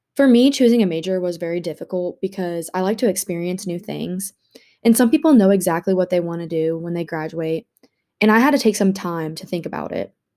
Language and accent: English; Jefferson City, Missouri, United States; moved away as an adult; also born or lived in Arkansas; My dad is a business owner in my hometown in Jefferson City, Missouri